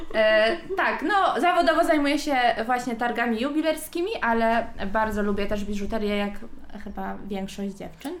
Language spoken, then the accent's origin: Polish; Gdańsk, Pomeranian Voivodeship, Poland; jestem z Gdańska, całe życie mieszkałam w Gdańsku, kocham Gdańsk